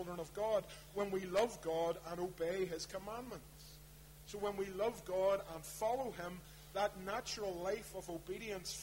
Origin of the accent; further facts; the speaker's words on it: Belfast, Northern Ireland, United Kingdom; I grew up in East Belfast, there was a church near us called St. Donard's.